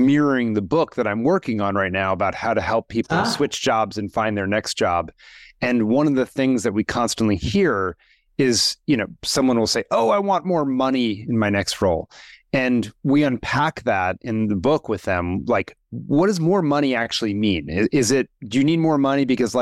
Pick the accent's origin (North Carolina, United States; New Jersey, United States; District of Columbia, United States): District of Columbia, United States; Washington; I grew up in Washington, D.C.